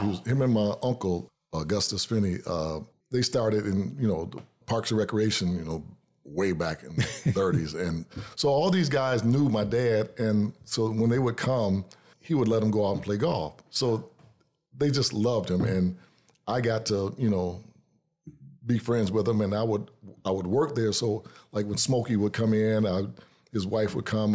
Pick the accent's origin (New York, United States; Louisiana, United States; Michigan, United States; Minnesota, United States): Michigan, United States; Detroit; moved away as an adult; now in Lansing, United States; I was born and raised in Detroit